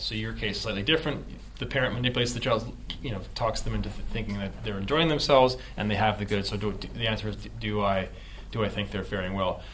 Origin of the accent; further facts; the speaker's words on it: Canada; I grew up in Canada